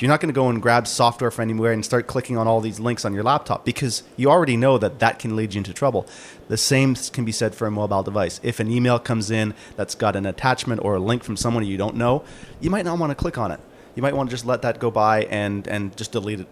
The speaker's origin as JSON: {"language": "English", "country": "Canada", "said": "I am from Canada"}